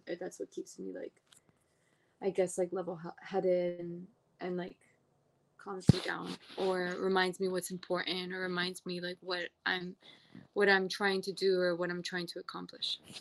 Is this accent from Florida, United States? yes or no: no; New York City, New York, United States; I was born and raised in Brooklyn.